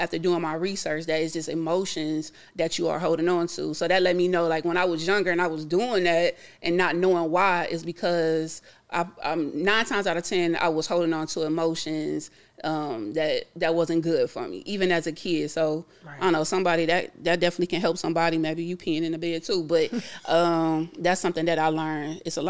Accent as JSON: {"language": "English", "town": "Fort Stewart", "region": "Georgia", "country": "United States", "tie": "born there", "said": "We moved around a lot. I was born in Fort Stewart, Georgia. Again, my mother was in the military, so I'm an Army brat."}